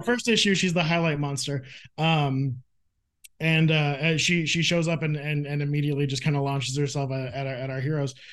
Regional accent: Phoenix, Arizona, United States; I grew up in Phoenix, Arizona

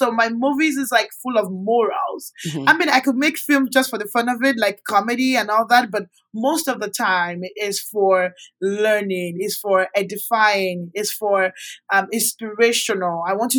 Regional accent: Canada; also born or lived in Nigeria; So I grew up in Canada when I left Nigeria in 2008. Schooled in Canada. I met my husband in Canada.

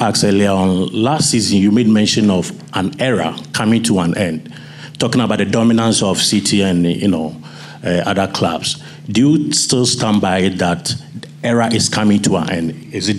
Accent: Ghana; I'm from Ghana

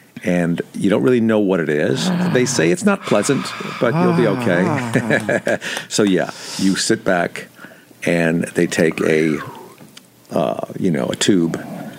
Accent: Bridgeport, Connecticut, United States; I grew up in Connecticut. Bridgeport, nice. Connecticut.

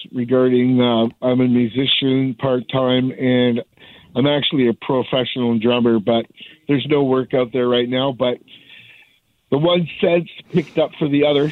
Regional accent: Canada; I'm a hockey player, redneck, Canadian type person

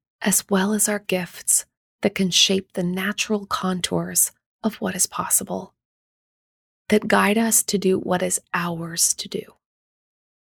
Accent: Durham, North Carolina, United States; my hometown of Durham, North Carolina

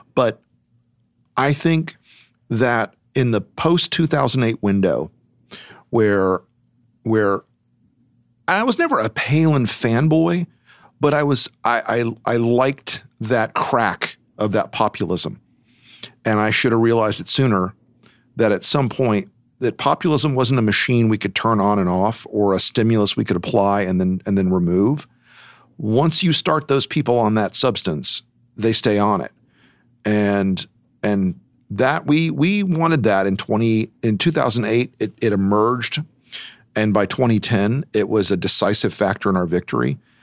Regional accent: United States; as an American

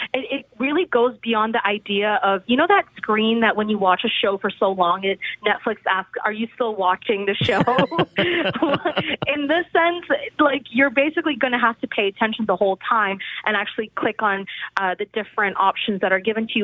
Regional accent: India; I'm Indian. I'm Indian

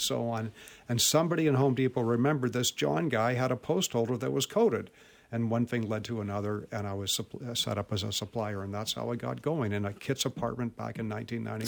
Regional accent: Vancouver, British Columbia, Canada; born or raised there

